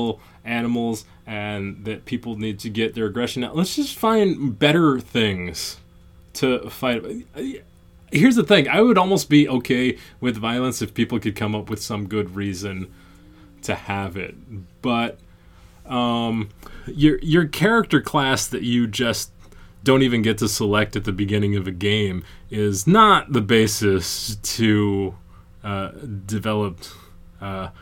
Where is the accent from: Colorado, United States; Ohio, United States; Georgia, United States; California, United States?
Georgia, United States; moved away as an adult; also born or lived in Boston; I moved to Boston from Georgia in 1999. And I got there and everybody heard I was from Georgia